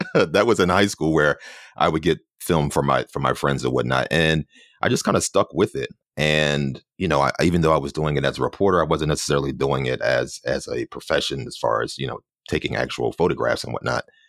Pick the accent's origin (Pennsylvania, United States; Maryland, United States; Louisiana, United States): Pennsylvania, United States; Philadelphia; moved away as an adult; now in New York City, United States; I'm originally from Philadelphia, and I've been here in New York for about 15 or so years